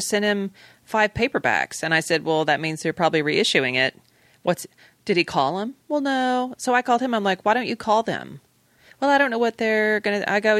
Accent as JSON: {"language": "English", "region": "Great Plains", "country": "United States", "moved": "yes", "said": "where I'm from the Plains, so it's... I mean, it's flat"}